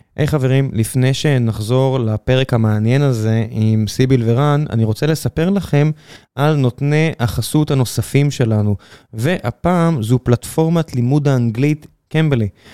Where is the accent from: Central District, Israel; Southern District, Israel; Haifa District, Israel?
Southern District, Israel; Beersheba; now in Tel Aviv, Israel; אני גדלתי בבאר שבע